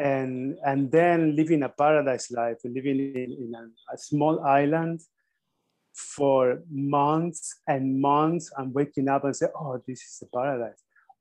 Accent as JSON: {"language": "English", "country": "Argentina", "tie": "born or raised there", "said": "I had a very simple first steps in Argentina"}